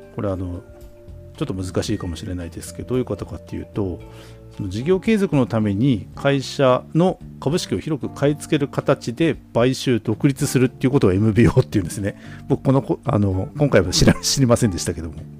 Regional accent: Obihiro, Hokkaido, Japan; 僕らの地元の北海道帯広市

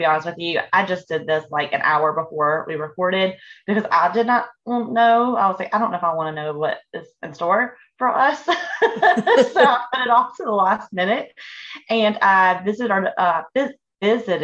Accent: Fort Mill, South Carolina, United States; In the town we grew up in Fort Mill, South Carolina, at the time it was a very, very small town

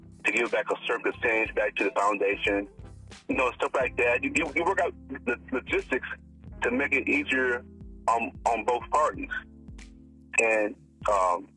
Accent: Hillsboro, Alabama, United States; now in California, United States; I'm from the country. I grew up in Alabama

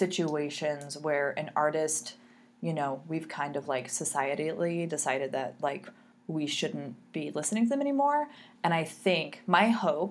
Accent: Southern California, United States; also born or lived in Anaheim / Fullerton; I'm from Southern California and part of the area that I grew up in a bunch of different areas, but one of them is where Disneyland is at, in like in Anaheim, Fullerton

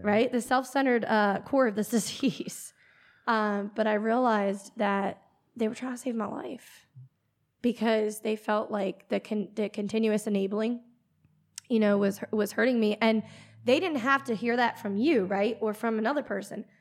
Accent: Pennsylvania, United States; accent: PA; moved away as an adult; also born or lived in Florida; born and raised in Pennsylvania, lived there till, I would say, about twenty years old

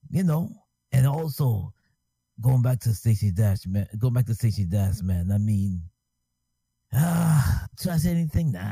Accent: New York City, New York, United States; grew up on Staten Island my hometown

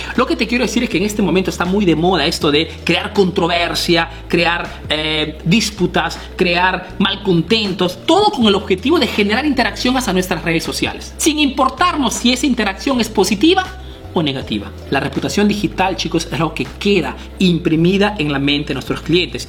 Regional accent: Peru; now in Italy

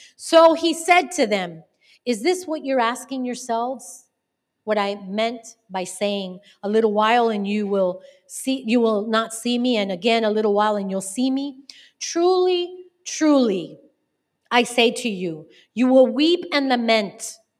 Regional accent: Miami, Florida, United States; also born or lived in North Carolina; I was born and raised in Miami

